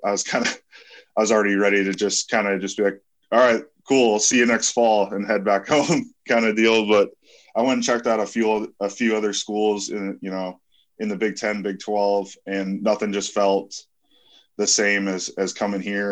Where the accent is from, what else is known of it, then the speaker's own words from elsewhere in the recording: North Dakota, United States; moved away as an adult; also born or lived in Lincoln, Nebraska; growing up in North Dakota, coming down to Lincoln, Nebraska, it just felt like home.